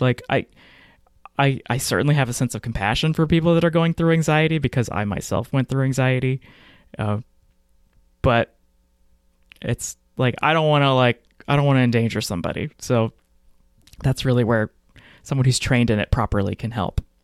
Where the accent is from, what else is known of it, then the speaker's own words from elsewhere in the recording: Texas, United States; I grew up in Texas in the nineties and early two thousands